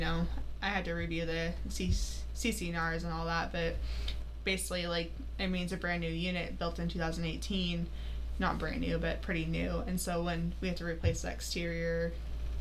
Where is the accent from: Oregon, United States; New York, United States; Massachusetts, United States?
Oregon, United States; Grants Pass; I grew up in the Rogue Valley and grew up in Grants Pass